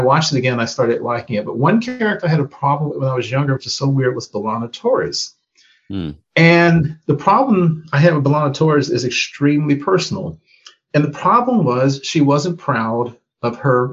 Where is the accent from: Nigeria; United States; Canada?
United States; being a Black person growing up in America